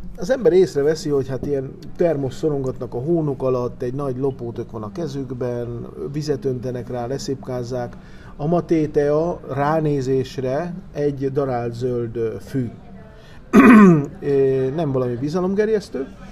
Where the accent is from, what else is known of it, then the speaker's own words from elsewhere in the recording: Misiones, Argentina; moved away; ezt a méretet, ezt inkább Missione-sben használjuk